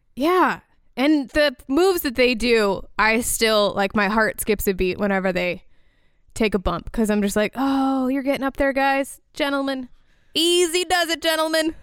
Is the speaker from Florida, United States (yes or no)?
yes; Orlando, Florida, United States; Orlando, that is my hometown